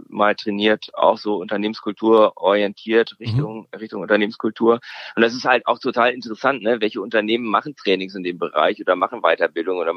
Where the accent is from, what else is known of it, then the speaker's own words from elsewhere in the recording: Sweden; Ne, ich als Schwede, für mich ist es sehr magnetisch